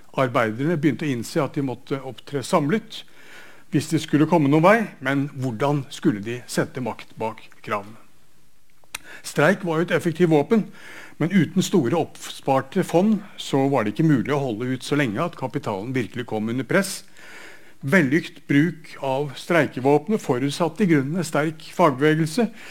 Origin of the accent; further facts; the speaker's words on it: Bergen, Vestland, Norway; Bergens eksempler der, der jeg kommer fra